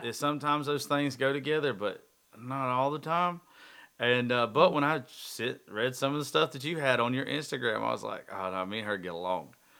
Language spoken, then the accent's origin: English; the South, United States; I'm from the South